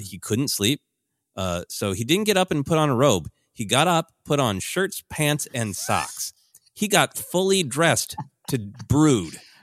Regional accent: Midwest, United States; growing up in the Midwest

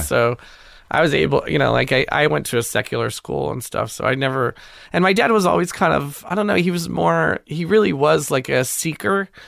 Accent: Pasadena, California, United States; also born or lived in Glendale; I grew up mostly in Pasadena

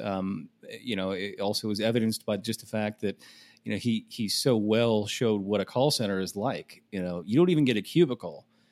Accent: Michigan, United States; my home state of Michigan

